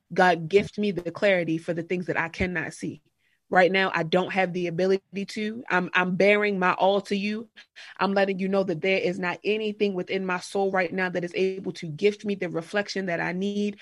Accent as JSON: {"language": "English", "area": "Harford County", "region": "Maryland", "country": "United States", "tie": "born or raised there", "said": "I grew up in Harford County, Maryland, which really is like a rural area."}